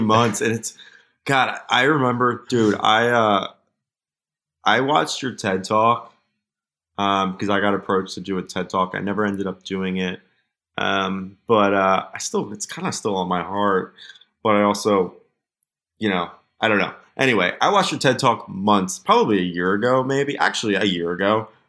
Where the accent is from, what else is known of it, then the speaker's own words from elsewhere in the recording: United States; my privilege of just being an American citizen